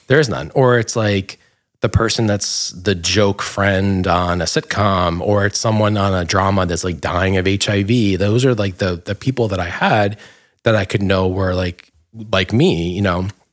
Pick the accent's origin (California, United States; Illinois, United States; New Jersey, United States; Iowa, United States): New Jersey, United States; Dumont; moved away; I grew up in Dumont in Bergen County